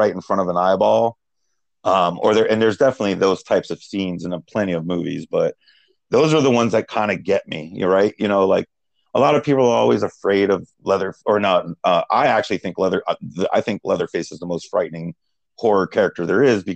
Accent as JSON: {"language": "English", "country": "United States", "tie": "born or raised there", "said": "I grew up and lived in Baltimore, New Jersey."}